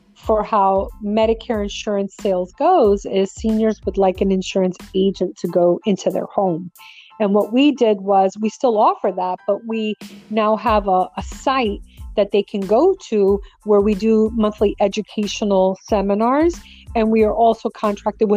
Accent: New York City, New York, United States; moved away; I'm originally from New York. I grew up in Brooklyn.

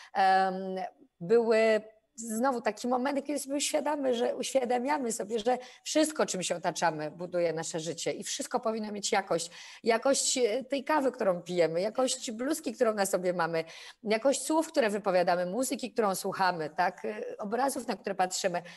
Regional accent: Poznań, Greater Poland, Poland; Ja jestem poznanianką i bardzo to lubię, że stamtąd jestem.

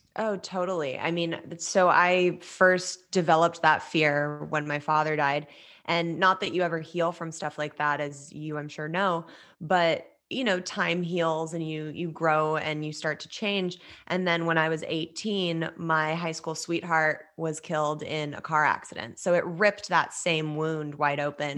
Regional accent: Los Angeles, California, United States; I grew up in Los Angeles, uh, born and raised

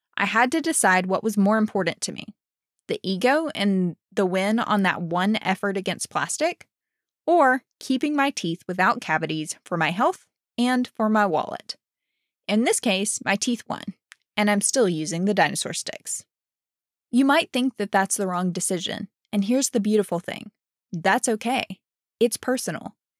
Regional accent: Alabama, United States; moved away as an adult; also born or lived in Dallas, Texas; I'm from Alabama

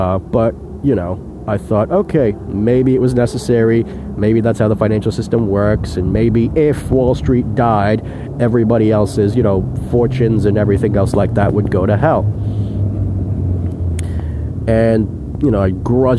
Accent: New York City, New York, United States; I was born and raised in New York City my whole life

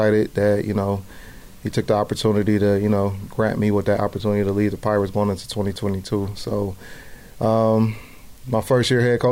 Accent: Cleveland, Ohio, United States; I'm from Cleveland, so anything's going on in Cleveland, I like to do those activities

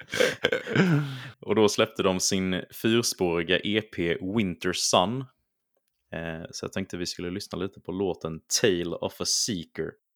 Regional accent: Småland, Sweden; accent: Småländska; mitt härliga småländska uttal

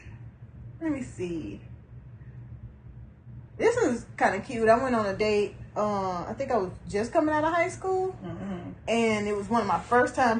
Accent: Louisiana, United States; I'm from Louisiana

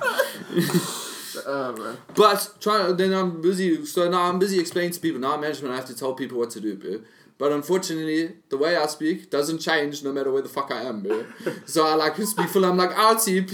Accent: Durban, KwaZulu-Natal, South Africa; I am from Durban, and I use a lot of slang

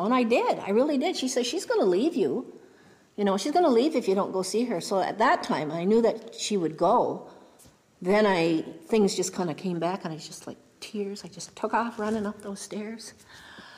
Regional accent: Mohawk Nation, Grand River Territory, Ontario, Canada; I'm from the Mohawk Nation, Grand River Territory

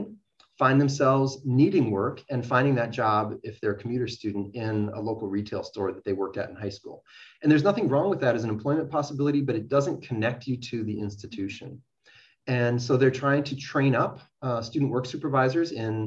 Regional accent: Minnesota, United States; St. Cloud State, a state institution, a public institution in my home state

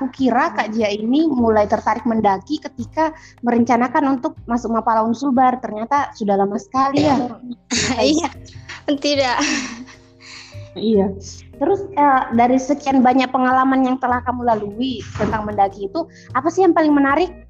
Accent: Malino, South Sulawesi, Indonesia; Tapi fun nya kampung saya itu adalah kampung berkabut so guys.

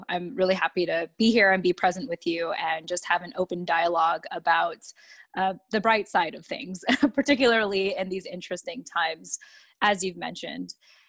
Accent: Yokosuka, Kanagawa, Japan; born there; And I was born in Japan in the naval base, Yokosuka Naval Base specifically, and as an American.

